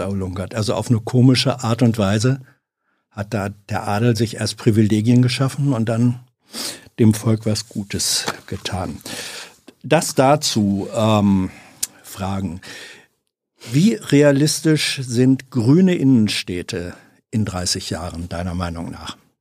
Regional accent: Hanover, Lower Saxony, Germany; Braunschweig ist ja nicht ent weit entfernt von Hannover, meiner Heimatstadt.

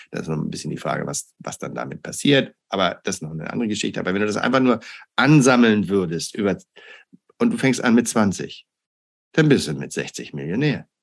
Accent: Hamburg, Germany; moved away as an adult; also born or lived in United States; ich komme aus Hamburg

